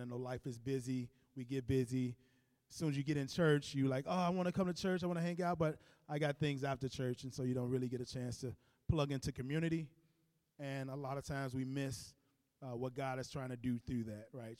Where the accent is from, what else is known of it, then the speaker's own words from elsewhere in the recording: Chicago, Illinois, United States; I grew up in Cabrini Green